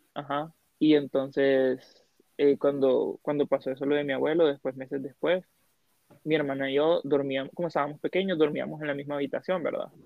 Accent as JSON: {"language": "Spanish", "town": "Siguatepeque", "region": "Comayagua", "country": "Honduras", "lives_now": "Tegucigalpa, Honduras", "said": "yo soy de Cigua, nací en Cigua"}